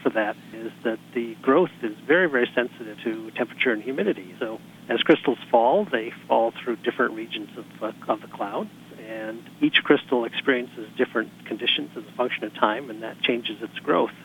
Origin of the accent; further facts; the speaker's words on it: Pasadena, California, United States; I'm from Pasadena